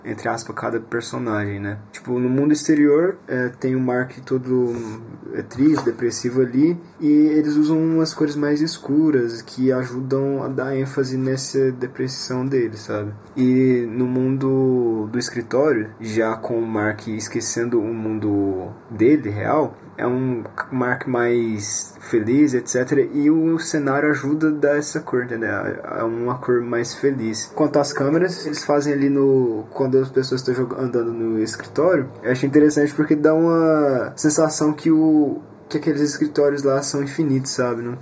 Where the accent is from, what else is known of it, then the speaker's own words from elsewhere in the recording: Uberlândia, Minas Gerais, Brazil; sou de Berlândia, Minas Gerais